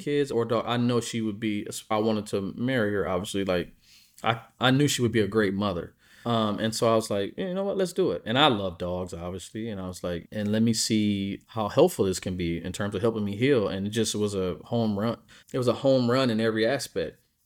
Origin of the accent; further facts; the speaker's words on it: Midwest, United States; I'm from the Midwest, so we're very blue-collar people